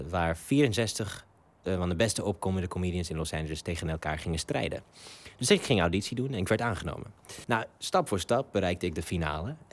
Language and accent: Dutch; Ethiopia; Ik ben Afrikaan. Ik ben in Afrika opgegroeid, in Ethiopië, dat is naast Somalië.